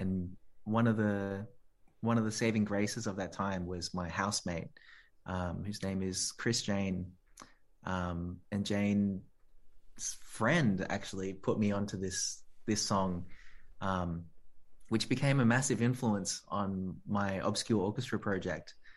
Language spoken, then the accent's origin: English; Australia; I'm Australian. I'm proud to be, you know, born here and of this country